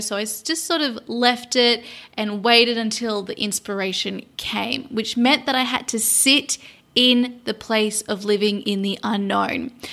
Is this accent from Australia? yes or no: yes; Sydney, New South Wales, Australia; moved away as an adult; also born or lived in London; my hometown in Sydney, Australia